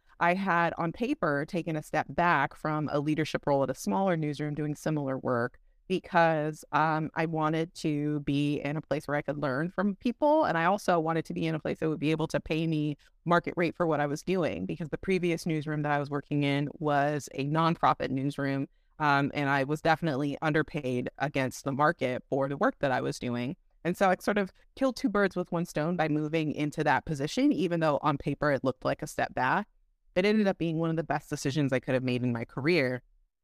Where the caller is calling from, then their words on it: Alexandria, Virginia, United States; I am zooming in from Alexandria, Virginia, just across the bridge from Washington, D.C.